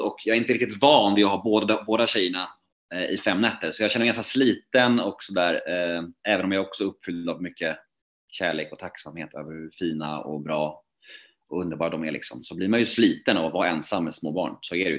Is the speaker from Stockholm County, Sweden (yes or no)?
yes; Värmdö, Stockholm County, Sweden; moved away as an adult; also born or lived in Södermalm, Stockholm; min uppväxt och min barndom ute på Värmdö